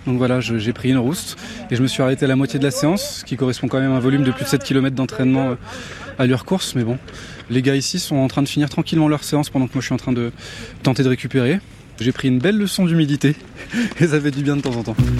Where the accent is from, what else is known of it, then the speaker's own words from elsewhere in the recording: France; chez moi en France